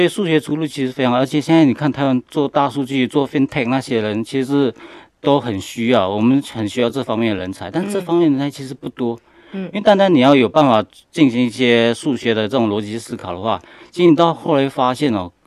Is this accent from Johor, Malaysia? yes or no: yes; Senggarang, Johor, Malaysia; moved away as an adult; also born or lived in United States; now in Taiwan; 我来自马来西亚柔佛州的一个小镇，叫新加兰。那我小时候是在马来西亚长大的，然后我是国中跟高中是读巴杜巴巴峡的那个华人中学